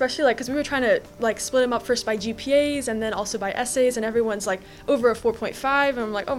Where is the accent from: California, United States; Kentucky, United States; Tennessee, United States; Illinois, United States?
California, United States; Irvine; I was born and raised in Irvine, also went to University High School.